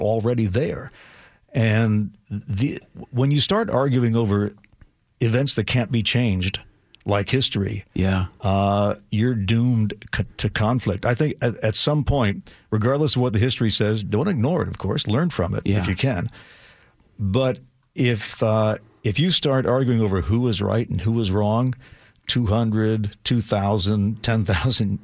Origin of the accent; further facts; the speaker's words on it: United States; My tribe was being an American suburbanite. I mean, that was basically my culture.